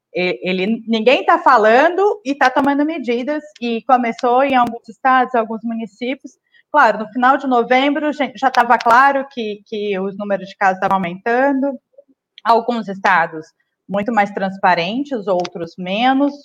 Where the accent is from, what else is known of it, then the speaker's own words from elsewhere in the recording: Northeast Region, Brazil; also born or lived in Maranhão / Brasília; now in São Paulo, Brazil; eu sou né, nordestina